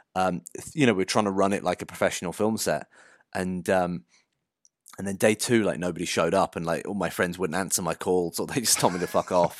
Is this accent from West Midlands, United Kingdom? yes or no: yes; Shropshire, West Midlands, United Kingdom; I grew up in Shropshire in the middle of the countryside.